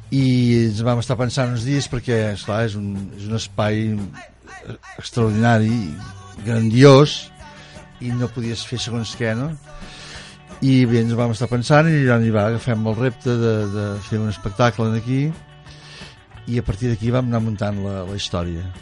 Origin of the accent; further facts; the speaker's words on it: Mataró, Catalonia, Spain; Nosaltres que venim de Mataró, doncs allà era una ciutat on el tèxtil era, bueno, tot, estava fàbriques a cada cantonada